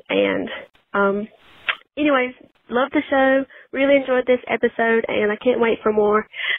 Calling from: South Georgia, United States; I'm calling from South Georgia in the Georgia area.

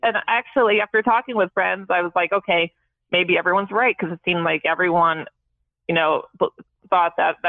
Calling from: Dayton, Ohio, United States; I'm 35. And I'm calling from Dayton, Ohio.

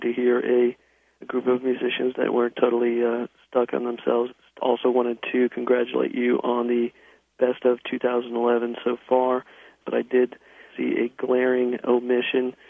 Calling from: Shelbyville, Kentucky, United States; I'm calling from Shelbyville, Kentucky

